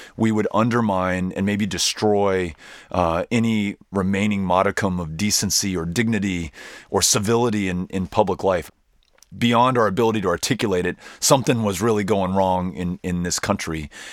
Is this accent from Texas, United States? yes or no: yes; El Paso, Texas, United States; the city in which I was raised, that I'm now raising my children with my wife, Amy, and that I have the good fortune to represent in the United States Congress, El Paso, Texas